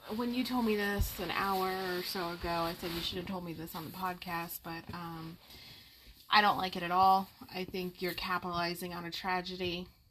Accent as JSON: {"language": "English", "town": "Las Vegas", "region": "Nevada", "country": "United States", "tie": "born or raised there", "said": "I grew up in Vegas"}